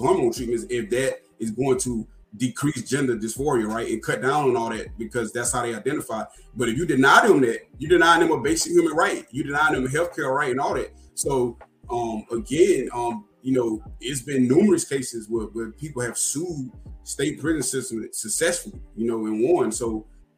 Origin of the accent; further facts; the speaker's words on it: North Carolina, United States; here in my home state, North Carolina